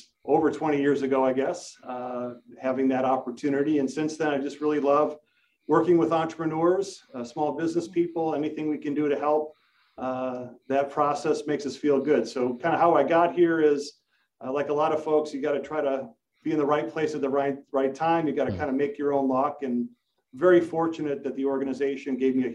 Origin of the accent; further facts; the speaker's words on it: Bolingbrook, Illinois, United States; also born or lived in Elmhurst, Illinois; I grew up in Bolingbrook, which is about 20 minutes that way, and I live in Elmhurst about 10 minutes this way. So I've been fortunate to be able to stick close to home.